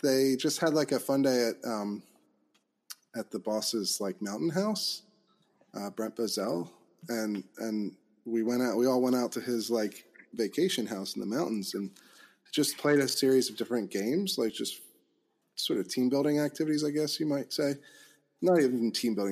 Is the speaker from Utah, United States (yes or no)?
no; Chester County, Pennsylvania, United States; moved away as an adult; also born or lived in Washington, D.C.; I grew up in Pennsylvania, Chester County